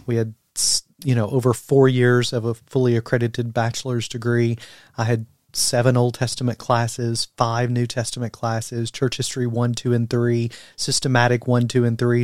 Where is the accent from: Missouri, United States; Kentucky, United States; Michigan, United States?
Kentucky, United States; London; moved away; originally from Kentucky, as I told you today, quite interestingly enough, my hometown is London, Kentucky